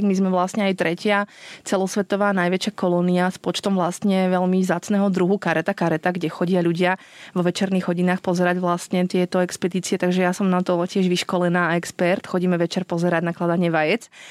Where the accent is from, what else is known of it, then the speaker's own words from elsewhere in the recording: Slovakia; moved away as an adult; also born or lived in Switzerland; now in Cape Verde; Ja som rodená zo Spiske, no je si spod Tatier.